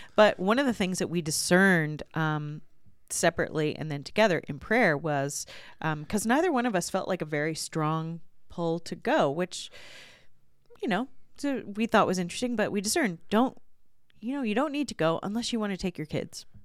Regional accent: Virginia, United States; when I was growing up in Virginia, there was a, uh, the house I grew up in backed up against woods

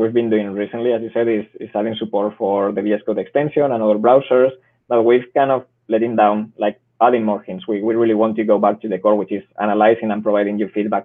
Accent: Spain; English is a second language; I'm from Spain

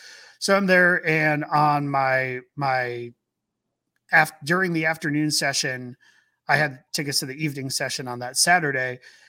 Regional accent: New York, United States; Where are you visiting from? Like, from New York. And the guys turned next to me like, "You're from New York?" I'm like, "Yeah."

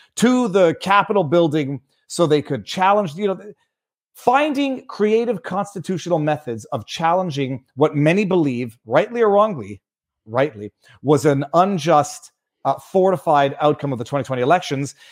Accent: Canada; as a Canadian

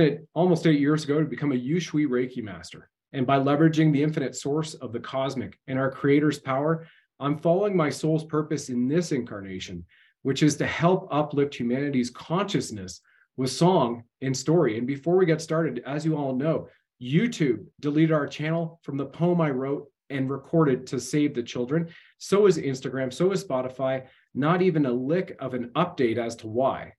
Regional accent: Canada; I served my country at the federal level as a Canadian infantry soldier and deployed

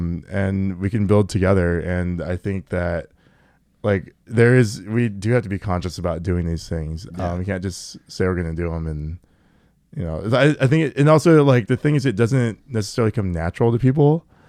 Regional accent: Everett, Washington, United States; Yeah, from Everett.

